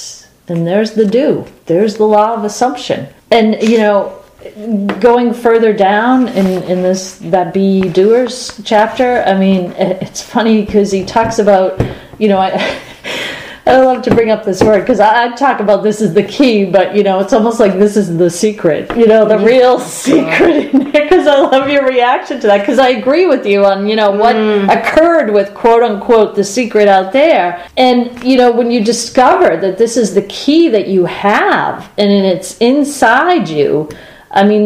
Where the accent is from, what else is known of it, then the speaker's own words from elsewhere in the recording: Boston, Massachusetts, United States; we're from Boston.